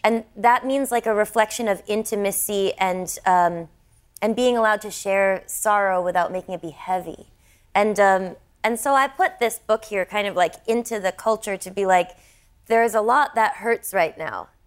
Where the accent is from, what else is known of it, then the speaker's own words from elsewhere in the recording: United States; me as an American